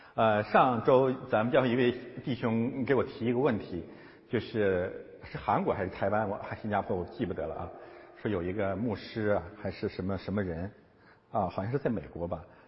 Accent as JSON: {"language": "Chinese", "country": "China", "said": "中国基督徒可能有，呃，包括我在内"}